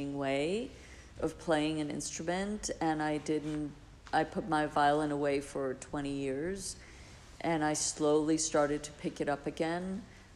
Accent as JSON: {"language": "English", "country": "Iceland", "tie": "born or raised there", "said": "I grew up in Iceland, so it was like very Scandinavian"}